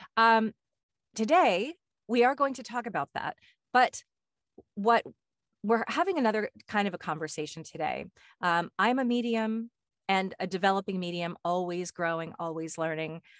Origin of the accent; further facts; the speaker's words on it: Westport, Connecticut, United States; moved away; also born or lived in California; I grew up in Connecticut, in Westport, Connecticut.